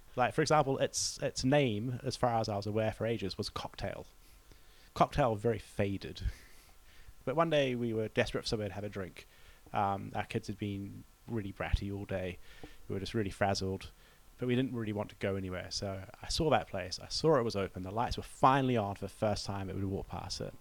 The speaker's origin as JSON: {"language": "English", "country": "New Zealand", "moved": "yes", "said": "as a New Zealander"}